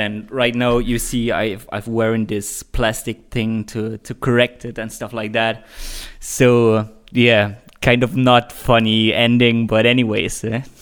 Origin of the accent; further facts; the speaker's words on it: Leipzig, Saxony, Germany; here in my hometown in Leipzig